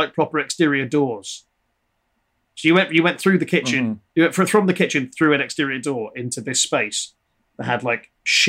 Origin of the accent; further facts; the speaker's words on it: Liverpool, North West England, United Kingdom; I hide it well, but I am Scouse. I never had the accent. But I'm from Liverpool.